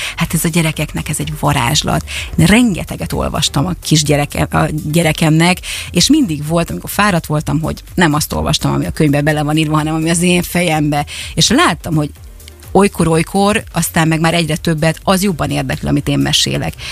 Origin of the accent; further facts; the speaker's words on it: Szeged, Csongrád-Csanád, Hungary; én magam is szegedi vagyok